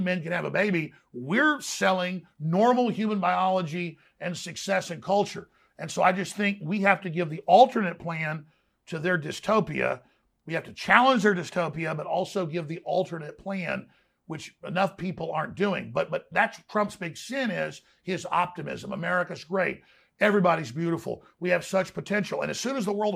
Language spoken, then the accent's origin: English; Dallas, Texas, United States; growing up in Dallas